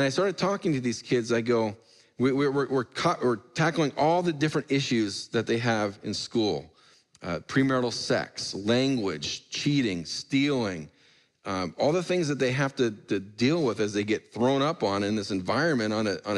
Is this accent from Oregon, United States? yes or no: yes; Portland, Oregon, United States; where I grew up in Portland